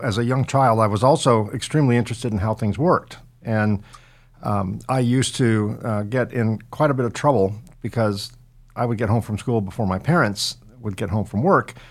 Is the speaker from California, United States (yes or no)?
yes; California, United States; I'm a West Coast boy, right? So I was born and raised in California